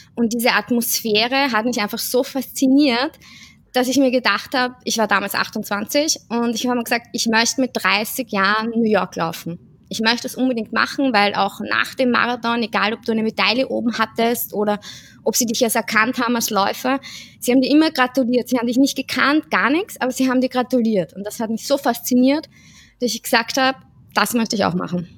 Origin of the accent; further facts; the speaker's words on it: Vienna, Austria; Ich komme aus Wien, bin 31 Jahre alt